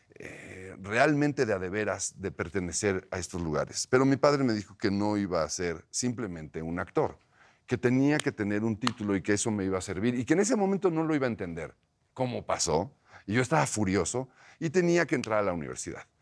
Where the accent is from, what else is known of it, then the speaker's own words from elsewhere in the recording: Mexico City, Mexico; also born or lived in Coyoacán, Mexico City; toda mi vida vivía en la colonia del Valle